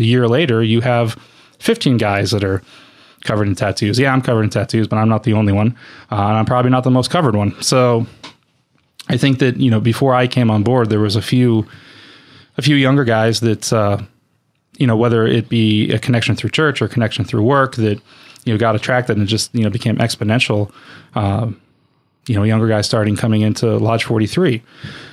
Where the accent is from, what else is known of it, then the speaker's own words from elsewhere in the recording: Erie, Pennsylvania, United States; I grew up in Erie, PA